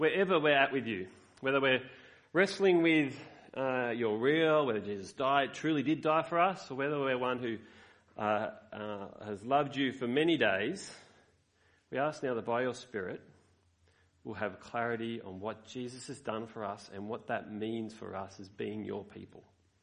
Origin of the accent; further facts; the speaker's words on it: Australia; I love being Australian.